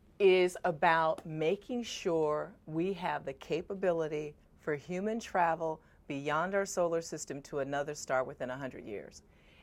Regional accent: Chicago, Illinois, United States; also born or lived in Alabama; I grew up in Woodlawn, the south side of Chicago, African-American community.

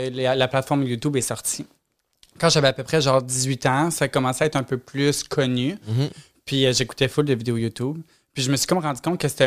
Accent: Repentigny, Quebec, Canada

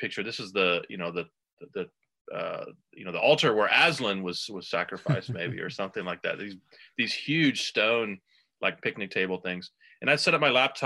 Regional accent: Texas, United States; moved away as an adult; also born or lived in Houston / Nashville / Vermont; now in Kansas City, United States; I grew up in Texas.

